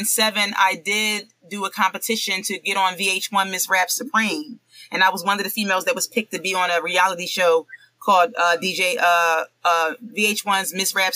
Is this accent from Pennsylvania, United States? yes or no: yes; Philadelphia, Pennsylvania, United States; I'm from, born and raised in Philadelphia, PA, in a Mount Airy section of Philly